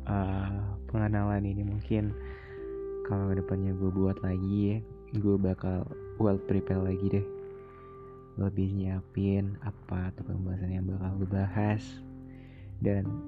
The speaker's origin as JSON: {"language": "Indonesian", "town": "Bekasi", "region": "West Java", "country": "Indonesia", "said": "gue dari Jakarta eh nggak Jakarta sih Bekasi ya planet Bekasi planet nggak tuh"}